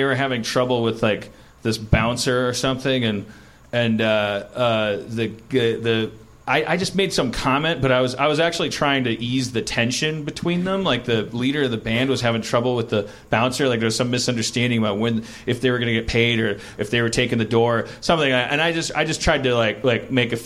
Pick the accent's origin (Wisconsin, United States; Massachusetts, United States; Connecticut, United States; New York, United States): Wisconsin, United States; now in Los Angeles, United States; I'm from Wisconsin